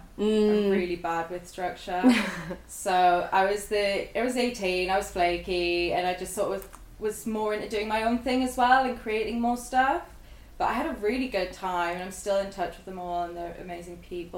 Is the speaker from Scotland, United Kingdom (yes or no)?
no; Sunderland, North East England, United Kingdom; So I'm originally from Sunderland, and I grew up there.